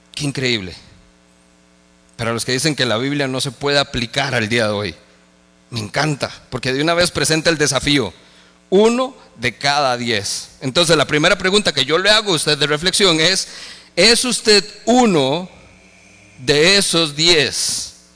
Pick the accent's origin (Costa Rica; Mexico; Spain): Costa Rica; como ticos